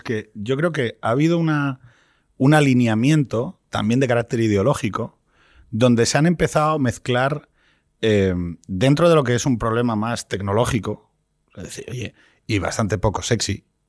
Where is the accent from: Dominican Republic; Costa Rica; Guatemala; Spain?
Spain; Asturias; yo soy de Asturias